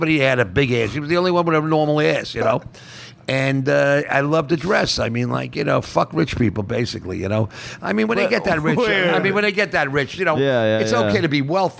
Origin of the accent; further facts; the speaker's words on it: Oceanside, New York, United States; also born or lived in Queens, New York / Old Westbury, New York; Well, I grew up on Long Island, a place called Oceanside near the beach, Long Beach. And then I moved to North Shore Towers, a place in fucking Queens. And then I moved to Old Westbury, Long Island.